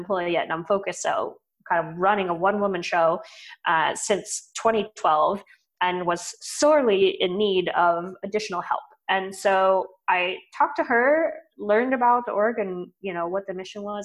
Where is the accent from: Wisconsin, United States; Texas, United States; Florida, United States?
Texas, United States; moved away as an adult; also born or lived in Boston; now in Austin, United States; I grew up in Texas, so it's kind of going home